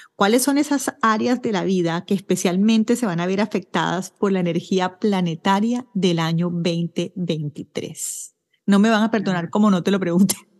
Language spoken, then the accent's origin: Spanish; Colombia; moved away as an adult; now in Ottawa, Canada; yo soy colombiana, como sabes, vivo en Canadá, en Ottawa, y viví en Colombia hasta agosto del año pasado, del año 2022